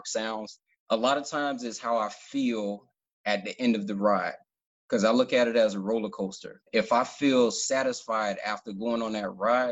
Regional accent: Miami, Florida, United States; also born or lived in Hallandale Beach, Florida; I'm originally from Miami, Florida

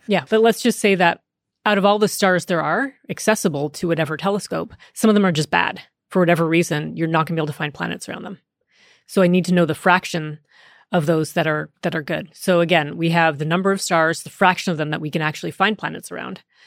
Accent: Canada; first language English; I grew up in Canada, where French is supposedly taught to all of us English-speaking Canadians.

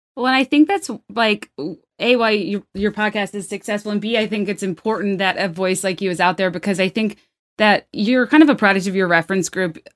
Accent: the South, United States; I'm from the South

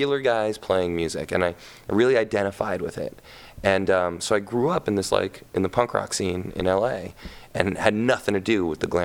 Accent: Los Angeles, California, United States; I grew up in Hollywood

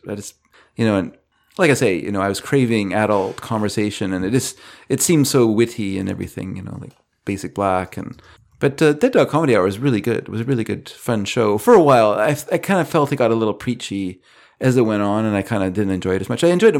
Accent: British Columbia, Canada; we grew up here in the Lower Mainland where the First Nations people are very well hidden.

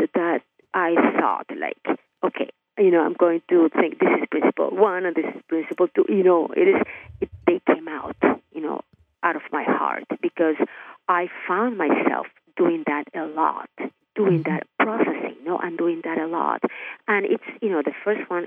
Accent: Nicaragua; now in Miami, United States; I'm Hispanic. I'm from Nicaragua, actually, living in Miami.

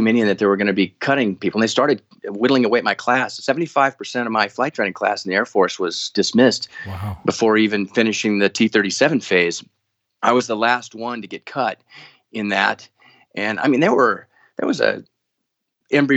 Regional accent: Denver, Colorado, United States; I grew up in Denver, Colorado area

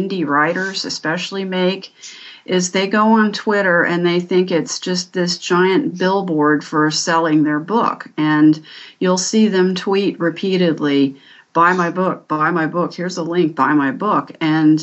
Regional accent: Washington, District of Columbia, United States; also born or lived in Northern Virginia; I was born in Washington, D.C., and I've lived here all my life

